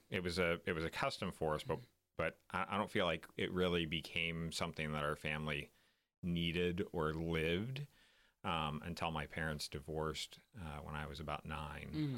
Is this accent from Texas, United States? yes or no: no; Tulsa, Oklahoma, United States; moved away; I grew up in Tulsa, Oklahoma